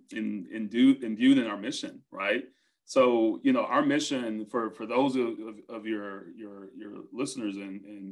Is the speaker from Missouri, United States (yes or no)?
no; Brunswick, Georgia, United States; he was from my hometown. That's where I grew up